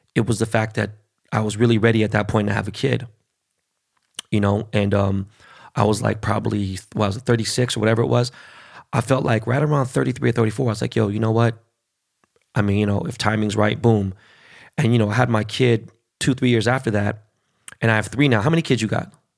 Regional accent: Los Angeles, California, United States; first language Spanish; English is a second language; I grew up in Koreatown, born and raised

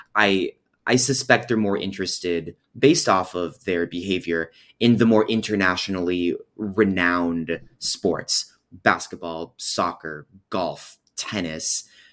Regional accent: California, United States; I was born in California and that I'm able to continue living in California as

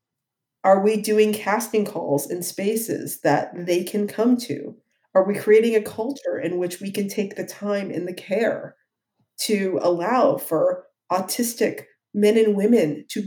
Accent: Ohio, United States; I'm from Ohio.

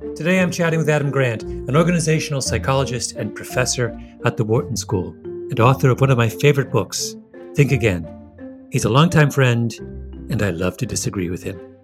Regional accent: Canada; I am very Canadian

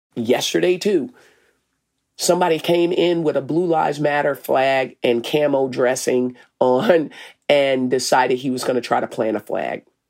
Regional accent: Arkansas, United States; moved away as an adult; now in Minneapolis, United States; I'm from Arkansas.

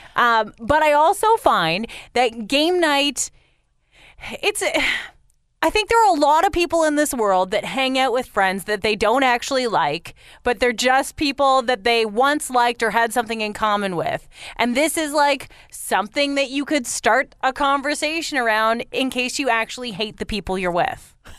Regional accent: London, Ontario, Canada; the ski cross guy from London, actually, my hometown London.

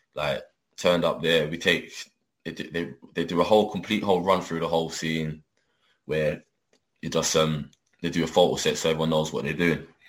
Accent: London, United Kingdom; I'm I'm born and bred in London, but like I said, I'm from my, my family come from Jamaica

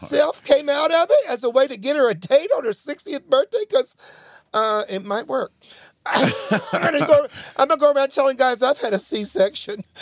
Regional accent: Tennessee, United States; I sound like Marsha Blackburn, and I am from Tennessee

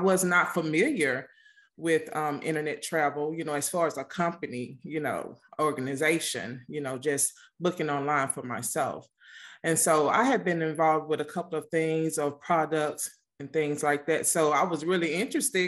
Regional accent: Mississippi, United States; moved away; I'm from the country. I'm actually originally from Mississippi

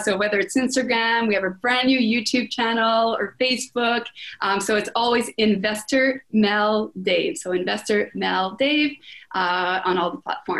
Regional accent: France; accent: French; English is a second language; I was very self-conscious about, I'm French, my French accent, right?

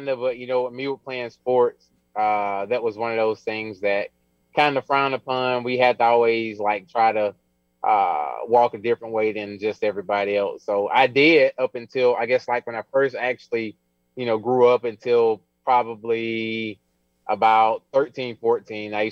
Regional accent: Alabama, United States; I'm from Alabama, so I produce a lot of power.

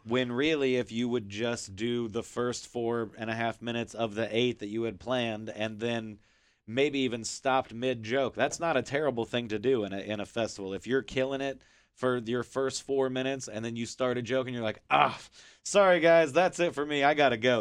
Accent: Kansas City, United States; I'm from Kansas City

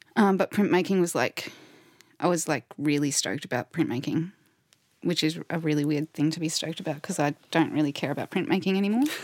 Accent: Queensland, Australia; we're from Queensland

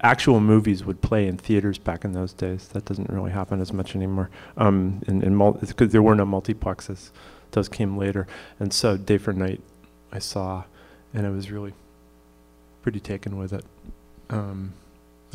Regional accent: Pittsfield, Massachusetts, United States; I grew up in Pittsfield, Massachusetts, and so that's in the Berkshires

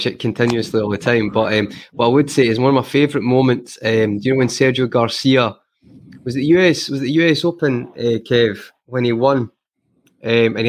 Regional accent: Scotland, United Kingdom; I'm Scottish

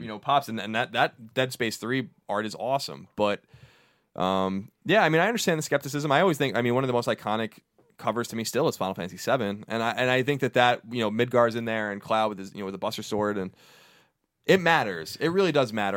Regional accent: New York, United States; I'm from New York

